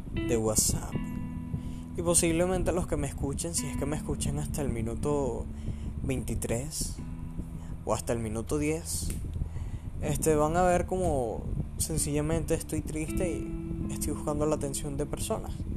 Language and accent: Spanish; Venezuela; soy venezolano